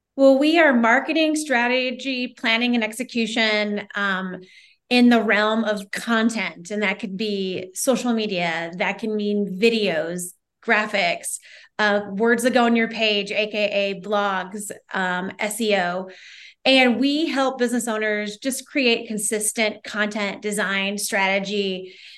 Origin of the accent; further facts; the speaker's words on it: Omaha, Nebraska, United States; moved away as an adult; now in Bend, United States; I live in Bend, Oregon. I'm originally from Omaha, Nebraska, but I fled Nebraska almost twenty years ago